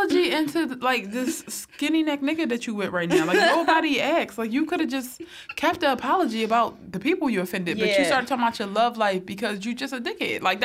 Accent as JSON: {"language": "English", "town": "Philadelphia", "region": "Pennsylvania", "country": "United States", "said": "I'm from Philadelphia"}